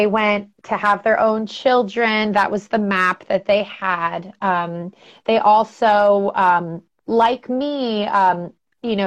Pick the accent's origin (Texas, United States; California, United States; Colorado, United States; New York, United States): New York, United States; Albany; moved away as an adult; also born or lived in Los Angeles, United States; now in San Francisco Bay Area, United States; I grew up in Albany, New York.